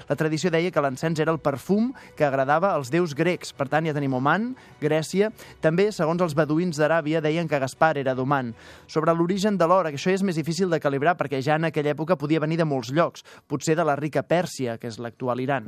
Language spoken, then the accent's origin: Catalan; Canet de Mar, Catalonia, Spain; al meu poble, Canet de Mar